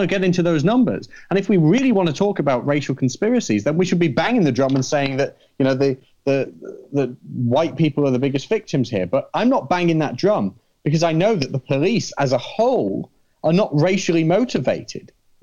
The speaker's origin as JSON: {"language": "English", "country": "United Kingdom", "moved": "as an adult", "lives_now": "United States", "said": "I'm a Brit"}